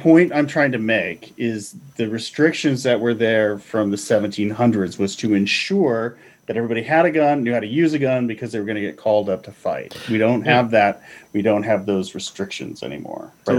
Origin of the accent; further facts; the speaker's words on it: Canada; I'm Canadian.